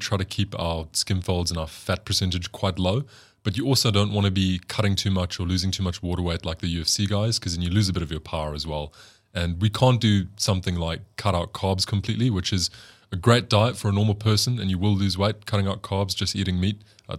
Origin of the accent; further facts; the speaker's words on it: South Africa; I'm probably biased because I come from South Africa and I think we have notoriously beautiful women here.